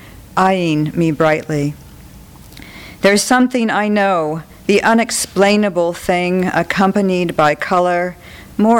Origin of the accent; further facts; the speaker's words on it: New Mexico, United States; I'm from New Mexico.